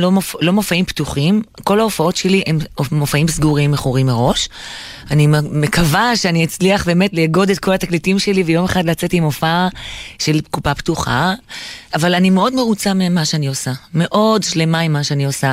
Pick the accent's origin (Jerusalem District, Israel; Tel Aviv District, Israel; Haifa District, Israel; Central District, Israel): Jerusalem District, Israel; Jerusalem; ההורים שלי ירושלמים, אבל הצאצאים זה מסוריה ומאזרבייג'אן ומכל מיני מקומות כאלה. וגדלתי בשכונה, ש... ליד שכונת הבוכרים שם